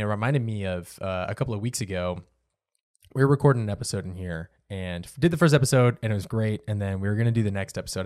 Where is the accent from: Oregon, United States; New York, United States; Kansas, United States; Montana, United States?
Oregon, United States; moved away; I grew up in Oregon, so the water was a little bit cleaner up there than what it is down here